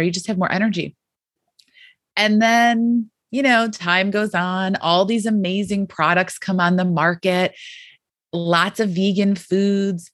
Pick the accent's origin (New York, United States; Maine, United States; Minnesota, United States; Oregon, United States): New York, United States; Western; I grew up in Western New York